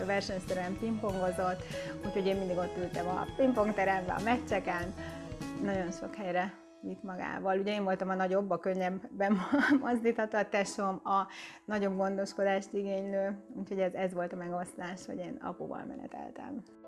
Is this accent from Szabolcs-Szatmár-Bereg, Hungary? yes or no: no; Zebegény, Pest, Hungary; also born or lived in Budapest; Én Budapesten születtem, de nagyon pici baba voltam, amikor kiköltöztünk Zebegénybe, a Dunakanyarba